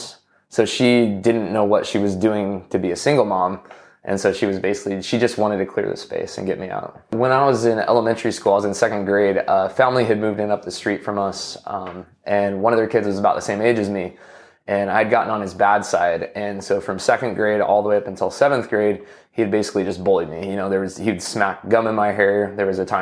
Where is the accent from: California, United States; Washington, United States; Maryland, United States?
Washington, United States; I grew up in Washington State